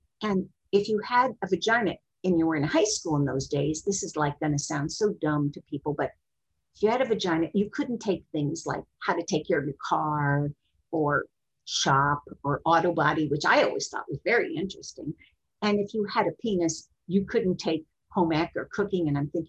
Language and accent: English; Texas, United States; born there; also born or lived in Kentucky / Ohio; I was born in Texas, and my father, we were like minister's kids. He had churches all over, and we were in Kentucky and Ohio and wherever.